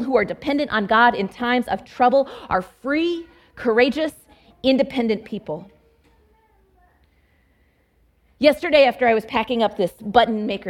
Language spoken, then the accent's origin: English; Dallas Metroplex, Texas, United States; moved away; also born or lived in Fort Worth, Texas / Abilene, Texas; my home state of Texas